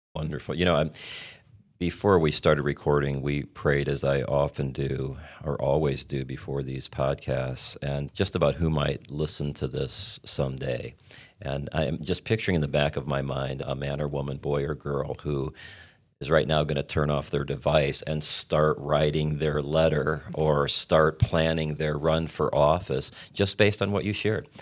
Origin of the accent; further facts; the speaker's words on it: Indiana, United States; I grew up in Indiana